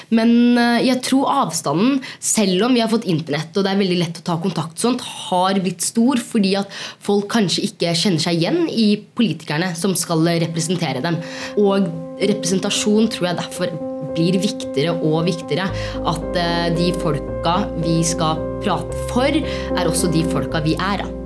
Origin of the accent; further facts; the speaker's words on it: Oslo, Norway; moved away as an adult; now in Trondheim, Norway; Jeg kommer fra Oslo. Jeg kommer fra et sted som heter Mortensrud, og så er jeg blitt litt trønder.